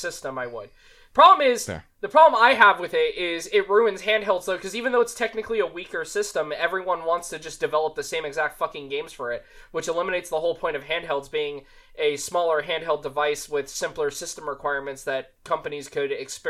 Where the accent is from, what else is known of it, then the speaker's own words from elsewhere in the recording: Las Vegas, Nevada, United States; I come from Vegas. I was lucky enough to be born in Vegas